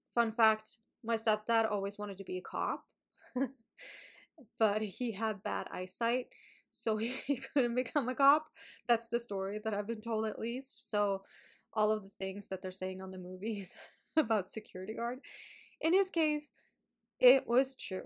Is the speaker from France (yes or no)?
no; Sweden; English is a second language; moved away; I went back home, to Sweden. So, I've been talking a lot of Swedish, not as much English.